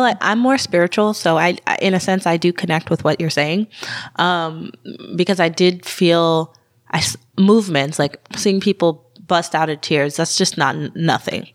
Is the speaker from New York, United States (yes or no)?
no; Tucson, Arizona, United States; now in Eugene, United States; I'm from Tucson, Arizona